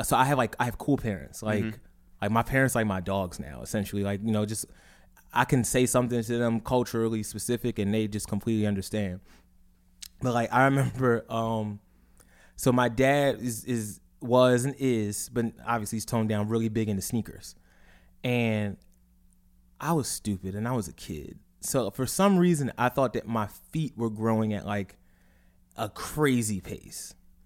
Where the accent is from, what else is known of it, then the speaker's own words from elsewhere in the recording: Philadelphia, Pennsylvania, United States; Like growing up in Philly back in like the early 2000s was like the shit.